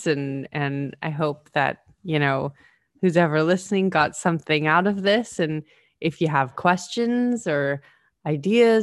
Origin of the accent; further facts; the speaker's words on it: Canada; accent: Canadian; moved away; when I meet other Canadians here, I start to speak a little bit more Canadian